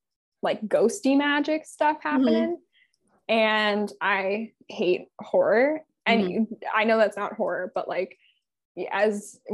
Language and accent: English; California, United States; I know that I am a Californian.